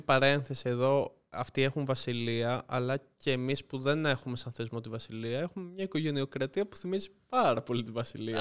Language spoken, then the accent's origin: Greek; Lefkada, Ionian Islands, Greece; είμαι από Λευκάδα